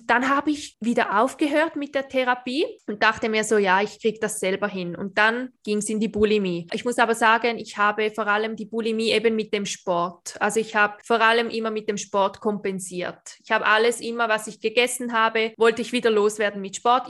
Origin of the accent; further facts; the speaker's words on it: Switzerland; ich bin Schweizerin